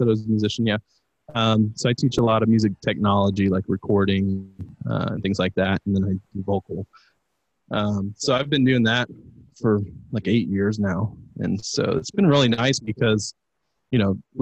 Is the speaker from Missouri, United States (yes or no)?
no; Lakeland, Florida, United States; I was born in Lakeland, but yeah. Been here for a long time.